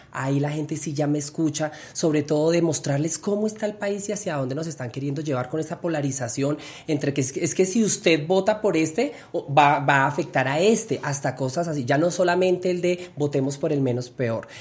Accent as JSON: {"language": "Spanish", "region": "Bogotá", "country": "Colombia", "said": "Siempre soy, soy bogotana, he vivido acá y laboralmente he estado siempre acá"}